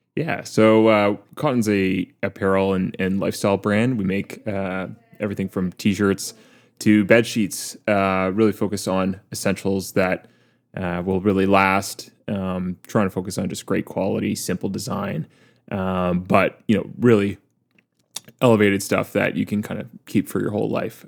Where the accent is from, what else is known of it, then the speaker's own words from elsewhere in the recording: Waterloo, Ontario, Canada; Waterloo, my hometown